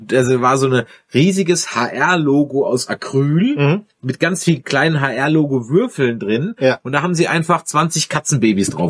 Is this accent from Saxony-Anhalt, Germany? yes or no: no; Mannheim, North Rhine-Westphalia, Germany; ich komme ja aus Mannheim ursprünglich